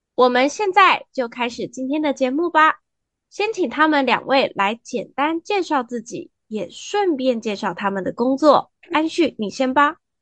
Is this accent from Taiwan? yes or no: yes; Taiwan; 我们台湾人